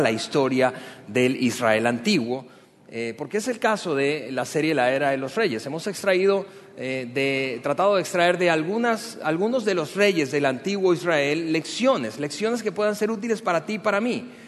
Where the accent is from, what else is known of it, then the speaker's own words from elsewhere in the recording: Venezuela; now in Mexico; También soy venezolano